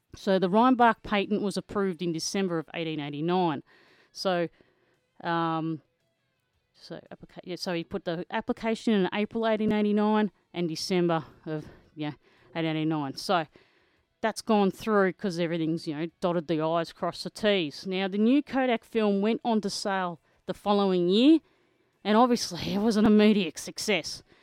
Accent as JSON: {"language": "English", "town": "Kerang", "region": "Victoria", "country": "Australia", "tie": "born or raised there", "said": "Kerrang, Victoria, my hometown"}